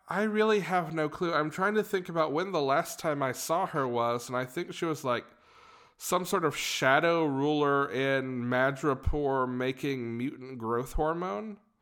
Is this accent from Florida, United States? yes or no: no; Georgia, United States; we're from the state of Georgia